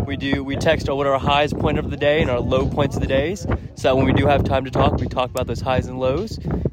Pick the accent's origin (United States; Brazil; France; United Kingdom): United States; Cameron Park, California; Cameron Park, California.